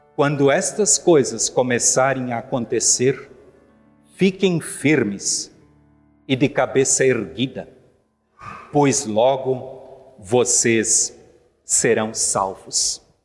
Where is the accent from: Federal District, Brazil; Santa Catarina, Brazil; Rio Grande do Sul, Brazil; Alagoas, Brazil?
Santa Catarina, Brazil; Rio do Sul; Eu nasci, criei e me criei em Rio do Sul.